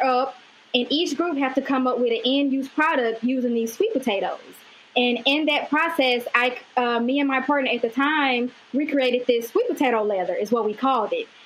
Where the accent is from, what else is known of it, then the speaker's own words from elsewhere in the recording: Mississippi, United States; I'm originally from Mississippi